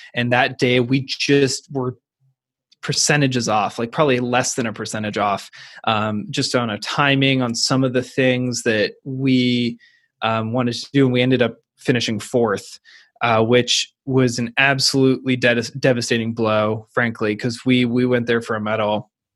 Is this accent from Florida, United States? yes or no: no; Seattle, Washington, United States; I went to the University of Washington, which has an incredibly strong rowing tradition. Plus, it was my hometown team